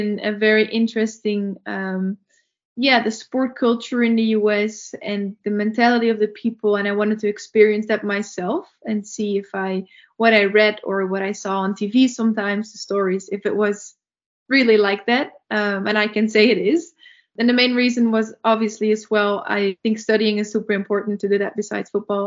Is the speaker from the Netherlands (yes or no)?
yes; near Eindhoven, North Brabant, Netherlands; moved away as an adult; also born or lived in United States / Leverkusen, Germany; now in Germany; a team in Eindhoven, which is pretty close to my hometown